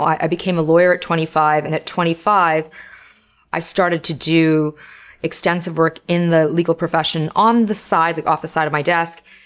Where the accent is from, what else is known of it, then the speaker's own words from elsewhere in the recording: Toronto, Ontario, Canada; I'm Canadian. I live in Canada. And I was born here of immigrant parents